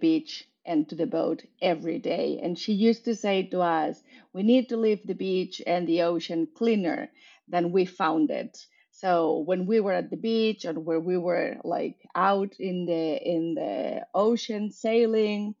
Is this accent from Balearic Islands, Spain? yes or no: no; Barcelona, Catalonia, Spain; moved away as an adult; I am from Barcelona and I grew up between Barcelona in Spain and a little town 2 hours north in the coast.